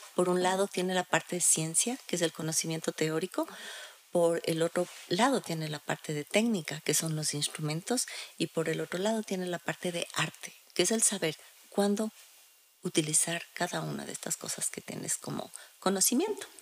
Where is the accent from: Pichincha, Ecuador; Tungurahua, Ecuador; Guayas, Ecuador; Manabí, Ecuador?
Pichincha, Ecuador; Quito; nosotros como sociedad, como sociedad ecuatoriana, como sociedad quiteña